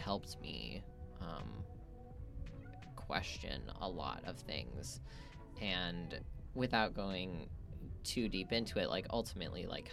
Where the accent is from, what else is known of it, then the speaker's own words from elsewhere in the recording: North Idaho, United States; moved away; also born or lived in Utah / Southern California; so from North Idaho